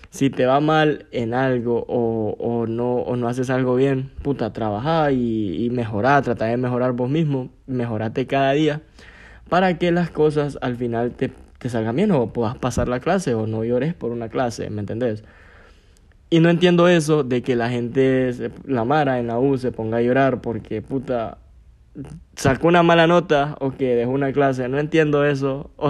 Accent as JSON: {"language": "Spanish", "town": "Gracias", "region": "Lempira", "country": "Honduras", "tie": "born or raised there", "lives_now": "San Pedro Sula, Honduras", "said": "A veces los fines de semana lo que decidía era irme para, para mi pueblo, para Gracias, porque aquí en San Pedro no hacía ni verga."}